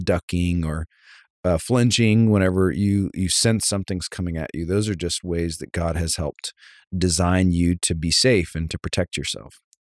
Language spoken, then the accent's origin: English; Savannah, Georgia, United States; I grew up in Savannah, Georgia